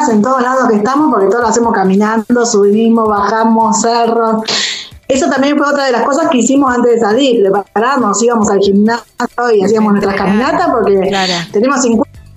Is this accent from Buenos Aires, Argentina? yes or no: no; Venado Tuerto, Santa Fe, Argentina; moved away as an adult; now in Puerto López, Ecuador; Acá somos varios de Venado